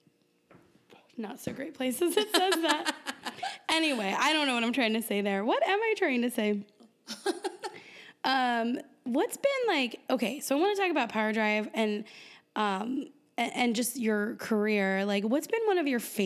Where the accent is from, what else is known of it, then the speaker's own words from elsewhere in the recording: San Diego, California, United States; I'm from San Diego